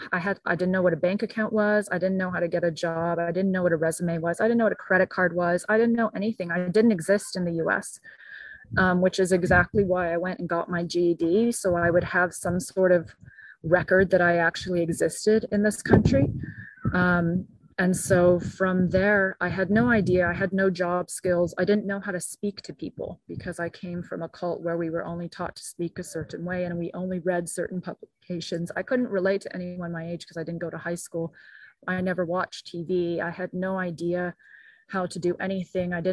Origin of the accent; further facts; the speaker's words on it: Brazil; also born or lived in Japan / Mexico / Guatemala; now in United States; I grew up in Japan, I grew up in Brazil, in Mexico, and Guatemala.